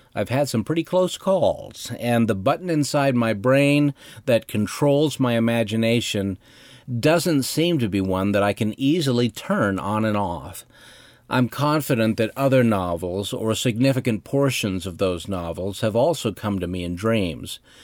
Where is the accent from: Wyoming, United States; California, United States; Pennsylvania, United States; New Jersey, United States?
Wyoming, United States; Cody; my hometown of Cody, Wyoming